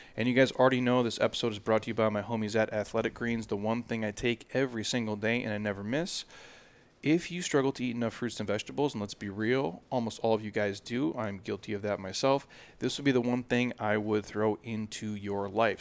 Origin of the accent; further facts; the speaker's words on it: Minnesota, United States; moved away; I grew up in Minnesota